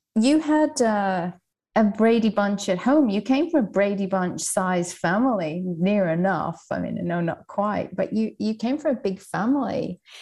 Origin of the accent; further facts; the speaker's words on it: Ireland; I was raised in Ireland